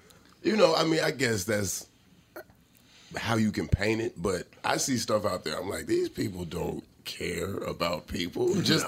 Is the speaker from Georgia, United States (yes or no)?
yes; Atlanta, Georgia, United States; now in Los Angeles, United States; And I come from Atlanta and what I've seen there. But not gonna lie, I got a little jaded